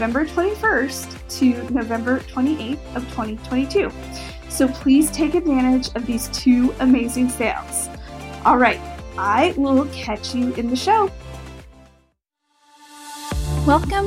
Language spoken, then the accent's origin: English; Montana, United States; That's my home state.